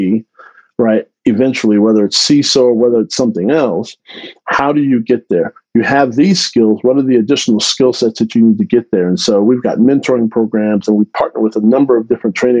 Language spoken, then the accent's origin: English; Texas, United States; now in Central Florida, United States; I grew up in Texas. I grew up in an underserved community in Texas.